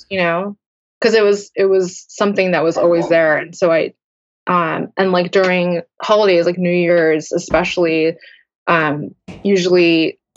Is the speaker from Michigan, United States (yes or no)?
no; Southern California, United States; growing up in Southern California